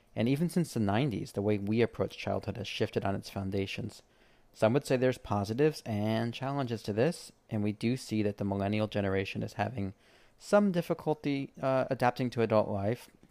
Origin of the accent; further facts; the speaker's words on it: East Coast, United States; I grew up on the East Coast